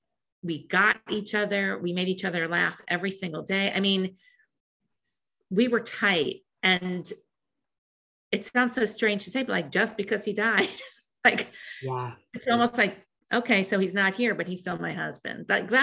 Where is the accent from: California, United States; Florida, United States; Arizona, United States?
California, United States; I'm from California.